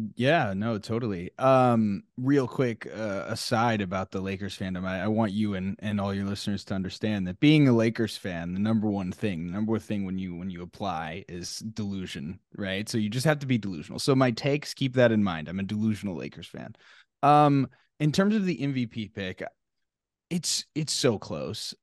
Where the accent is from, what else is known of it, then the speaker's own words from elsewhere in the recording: Arlington, Texas, United States; I'm from Arlington, Texas, and I was like, you know, grew up kind of being a Mavs fan